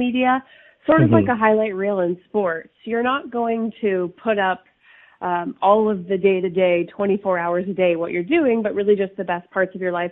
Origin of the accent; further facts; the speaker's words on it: Toronto, Ontario, Canada; also born or lived in New York; I have a nice sunny day here in New York, though I'm from Toronto, Canada.